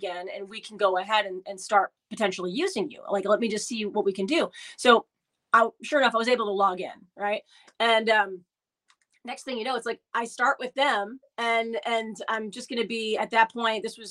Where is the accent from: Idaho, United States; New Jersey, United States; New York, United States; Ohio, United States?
New York, United States; Albany; the station I grew up listening to in Albany